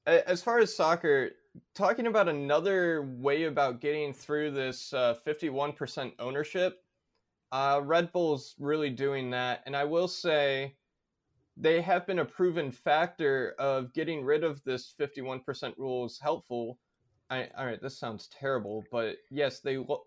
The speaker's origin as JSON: {"language": "English", "country": "United States", "said": "coming as an American"}